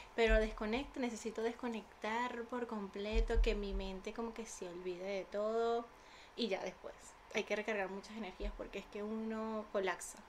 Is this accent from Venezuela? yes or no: yes; Venezuela; now in Spain; yo con influencers vengo desde Venezuela